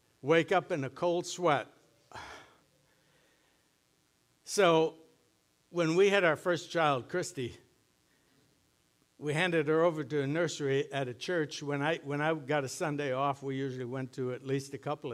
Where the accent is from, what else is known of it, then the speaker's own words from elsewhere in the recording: Sunburg, Minnesota, United States; growing up in Sunburg.